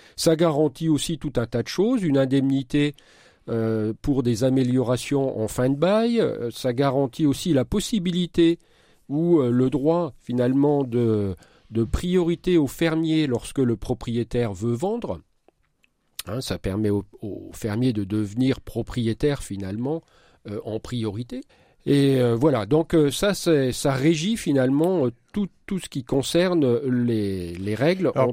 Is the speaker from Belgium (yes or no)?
no; Marne, Grand Est, France; chez nous dans la Marne